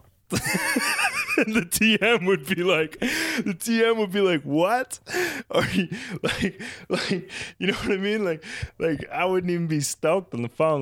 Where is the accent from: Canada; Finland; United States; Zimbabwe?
Canada; East Coast of Canada, Atlantic Canada; I grew up in the East Coast